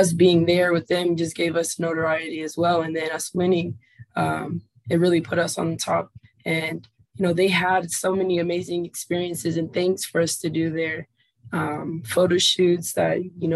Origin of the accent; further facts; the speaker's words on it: Cincinnati, Ohio, United States; I'm from the Cincinnati area